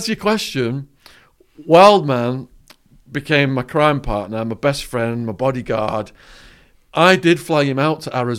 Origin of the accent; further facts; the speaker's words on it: Widnes, North West England, United Kingdom; All right, so I grew up in Widnes, a chemical manufacturing town between Liverpool and Manchester.